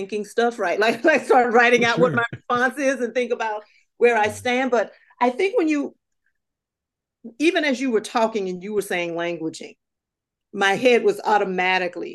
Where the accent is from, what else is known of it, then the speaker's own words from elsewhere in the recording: Southern United States, United States; moved away as an adult; also born or lived in New England; When I grew up in Southern United States